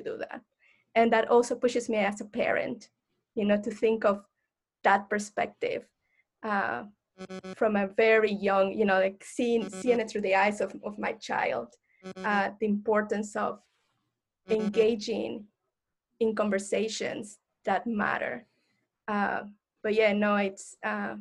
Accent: Mexico; moved away; I identify as Mexican, Latinx, and I grew up in Mexico, in an educational Mexican system

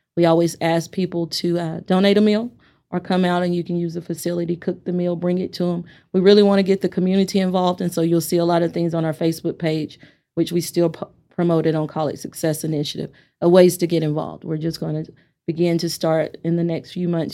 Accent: Amarillo, Texas, United States; I'm from Amarillo, I'm from A C and W T

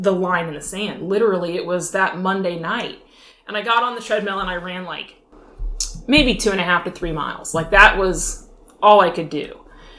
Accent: Tulsa, Oklahoma, United States; also born or lived in Virginia; now in Virginia Beach, United States; I grew up in Tulsa, Oklahoma

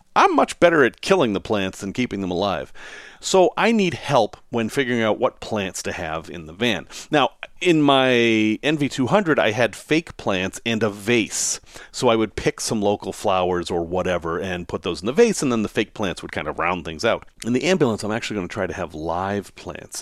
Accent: Salem, Massachusetts, United States; I grew up in Salem, Mass, which isn't that far away

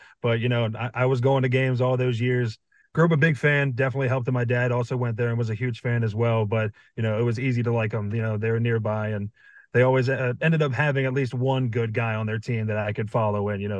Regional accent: Calvert County, Southern Maryland, United States; I grew up in Southern Maryland in Calvert County, which is only about 35, 40 minutes away from College Park.

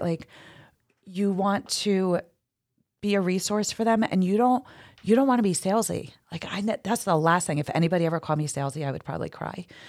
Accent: New Jersey, United States; moved away as an adult; also born or lived in Hoboken, New Jersey; now in Jersey Shore, United States; I'm from North Jersey

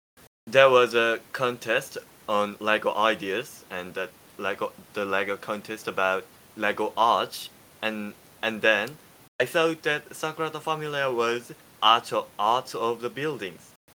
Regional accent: South Korea; English is a second language; I'm from South Korea

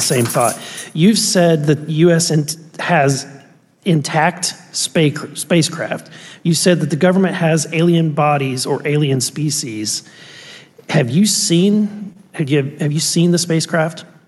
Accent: Missouri, United States; I'm from Missouri

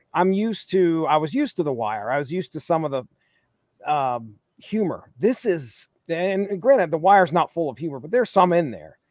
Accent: Appalachia, United States; I grew up in Appalachia

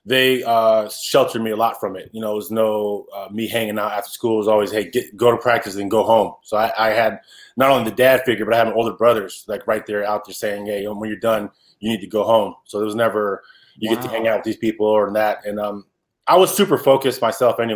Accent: Salinas, California, United States; also born or lived in Boston, Massachusetts / Seaside, California; I ended up growing up in Salinas, California, when my mother got remarried.

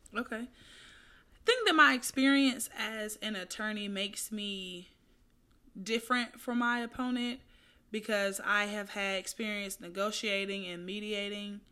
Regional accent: Atlanta, Georgia, United States; now in Houston, United States; from Southwest Atlanta, who moved to Houston

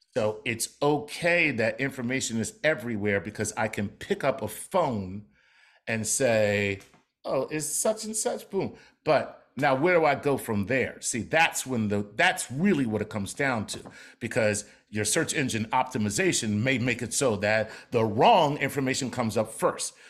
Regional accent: Philadelphia, Pennsylvania, United States; I'm from Philly.

